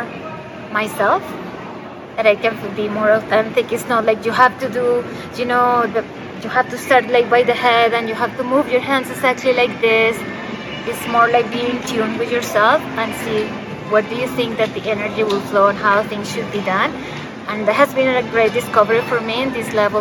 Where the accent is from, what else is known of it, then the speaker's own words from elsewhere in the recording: Colombia; now in Guelph, Canada; I'm from Colombia, but I live in Canada